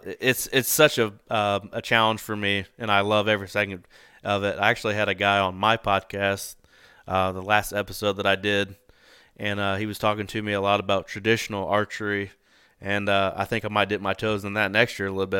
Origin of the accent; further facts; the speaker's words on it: Indiana, United States; I'm from Indiana